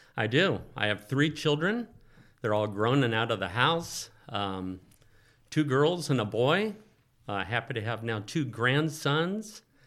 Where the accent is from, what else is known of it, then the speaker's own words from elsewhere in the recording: Oakland, California, United States; also born or lived in Santa Barbara; I grew up in the Oakland Hills, uh, native Californian.